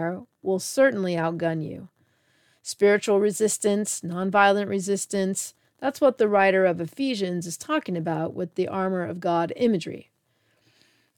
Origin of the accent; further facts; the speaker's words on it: United States; as an American